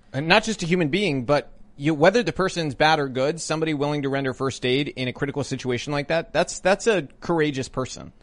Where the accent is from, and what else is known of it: Tennessee, United States